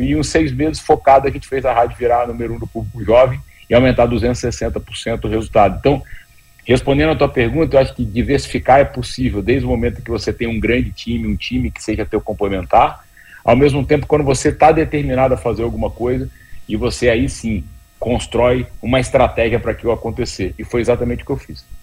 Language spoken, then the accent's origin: Portuguese; Vitória, Espírito Santo, Brazil; moved away as an adult; now in São Paulo, Brazil; sou do Espírito Santo e o Espírito Santo, na época, as pessoas pouco sabiam. Eu falava que eu era de Vitória